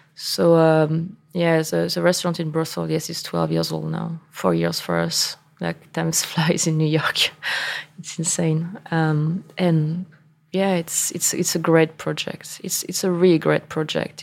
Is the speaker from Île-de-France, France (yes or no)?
no; Angers, Pays de la Loire, France; English is a second language; moved away as an adult; now in New York, United States; I grew up in Angers and I learned that I wanted to be in wine being in Angers